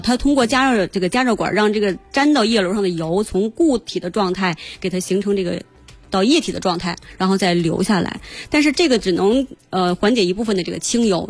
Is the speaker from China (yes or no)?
yes; China; 从我们中国人这个饮食文化上来讲